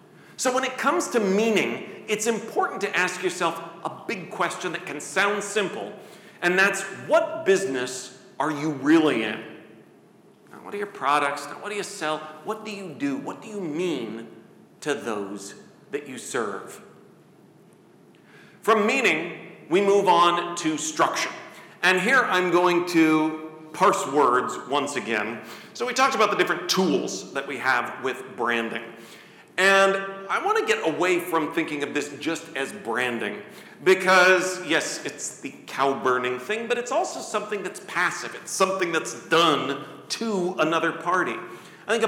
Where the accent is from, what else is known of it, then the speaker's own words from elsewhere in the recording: Coralville, Iowa, United States; She is currently running to be my hometown of Coralville's first female mayor.